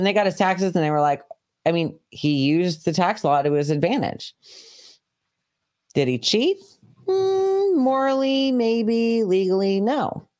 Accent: New York, United States; we grew up in New York.

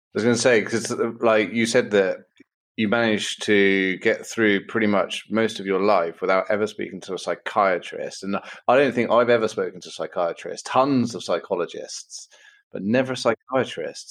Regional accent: Bournemouth, South West England, United Kingdom; I was brought up in Bournemouth

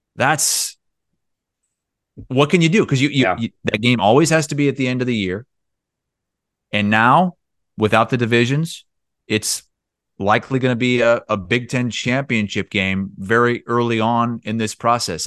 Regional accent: Eastern Iowa, United States; moved away as an adult; Growing up in Eastern Iowa

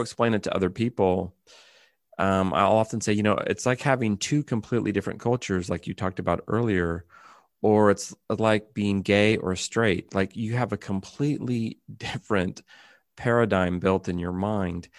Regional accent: California, United States; moved away as an adult; now in Japan; I'm from California in, in America

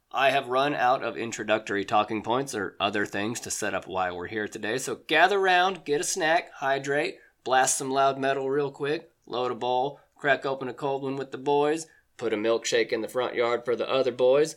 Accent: Oklahoma, United States; my home state of Oklahoma

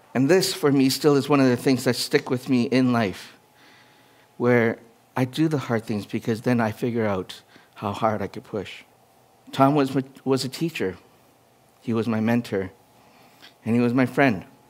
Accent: Edmonton, Alberta, Canada; also born or lived in Winnipeg, Manitoba; My hometown was from Edmonton.

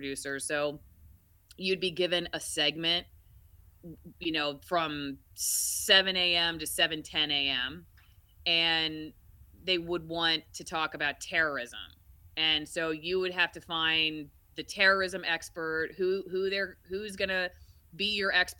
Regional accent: Tampa, Florida, United States; moved away as an adult; also born or lived in Macon, Georgia / Knoxville, Tennessee; I moved to Tampa, Florida. I'm actually from Florida, and that's my hometown

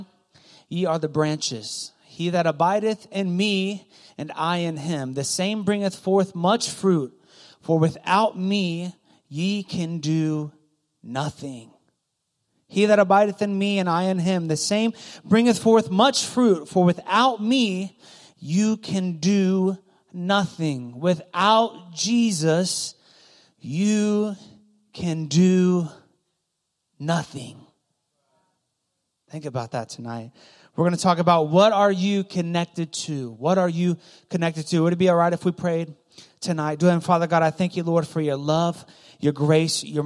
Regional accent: Goshen, Ohio, United States; also born or lived in Loveland; Loveland's kind of bougie from where I grew up. I grew up next to Loveland. Okay, Goshen.

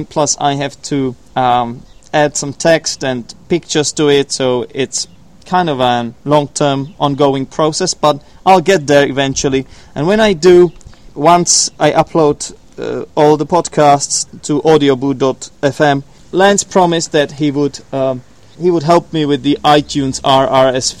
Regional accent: Poděbrady, Central Bohemian Region, Czechia; from Poděbrady, from my hometown

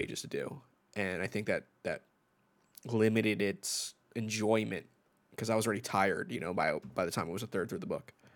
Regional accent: New York, United States; as a New Yorker

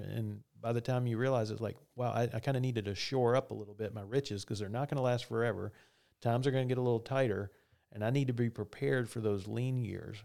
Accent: the South, United States; I'm from the South

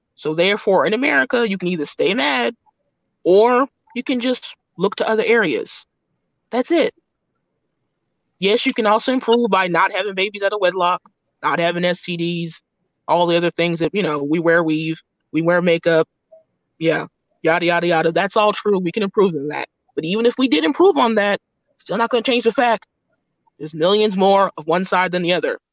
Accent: United States; we're American, we have American passports

